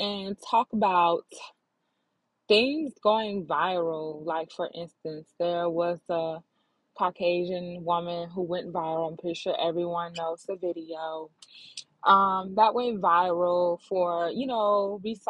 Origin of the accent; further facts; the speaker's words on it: Florida, United States; I'm based out of Florida. I was born and raised in Florida.